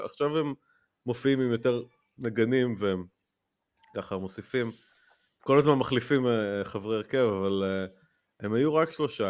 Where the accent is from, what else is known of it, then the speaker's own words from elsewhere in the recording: Netanya, Central District, Israel; בנתניה, איפה שגדלתי, אה, איפה שנולדתי